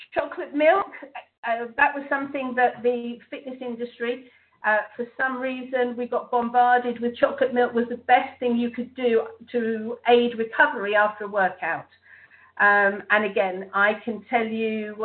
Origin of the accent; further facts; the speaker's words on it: England, United Kingdom; being English